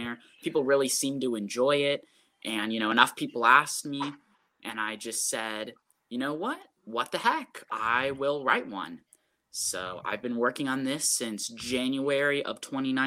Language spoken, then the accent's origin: English; Mason, Ohio, United States; also born or lived in Cleveland, Ohio; I'm from the Cleveland area originally, and I moved to Cincinnati, moved to Mason when I was 4